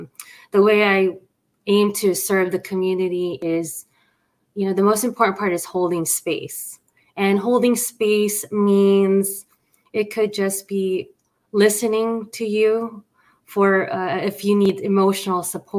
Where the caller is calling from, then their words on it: Los Angeles, California, United States; And I'm streaming from Los Angeles, California in the west side.